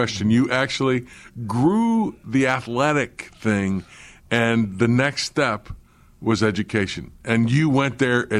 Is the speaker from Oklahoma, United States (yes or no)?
yes; Oklahoma City, Oklahoma, United States; I had the same thing when I was growing up in Oklahoma City.